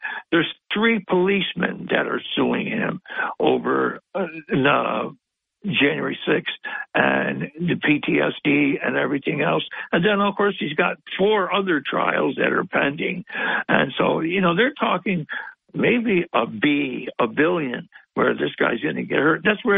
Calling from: Binghamton, New York, United States; Yes. The lovely First Ward.

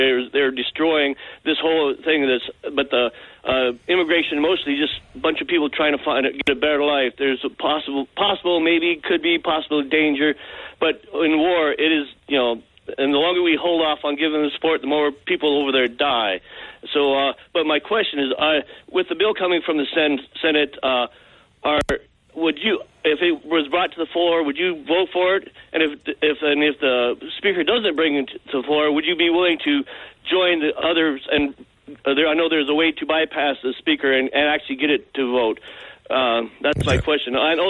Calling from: Nine Mile, Montana, United States; I'm 9 Mile.

